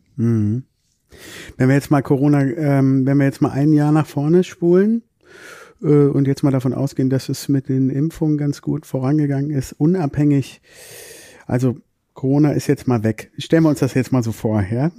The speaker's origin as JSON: {"language": "German", "town": "Düsseldorf", "region": "North Rhine-Westphalia", "country": "Germany", "moved": "yes", "lives_now": "Cologne, Germany", "said": "ursprünglich sind wir aus Düsseldorf oder ich bin aus Düsseldorf"}